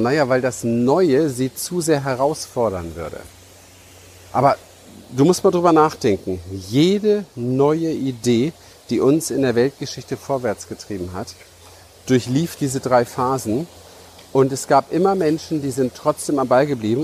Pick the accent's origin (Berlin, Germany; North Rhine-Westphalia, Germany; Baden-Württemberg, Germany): Berlin, Germany; ich bin ja in Berlin im Hinterhof aufgewachsen